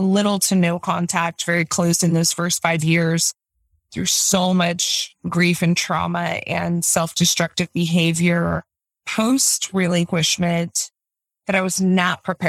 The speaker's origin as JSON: {"language": "English", "region": "Utah", "country": "United States", "tie": "born or raised there", "said": "I'm from Utah, born and raised, live here now"}